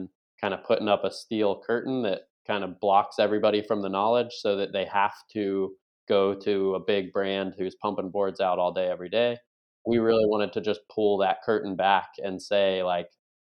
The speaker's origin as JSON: {"language": "English", "town": "Buffalo", "region": "New York", "country": "United States", "tie": "born or raised there", "moved": "as an adult", "lives_now": "Virginia Beach, United States", "said": "I grew up in Buffalo, New York, primarily"}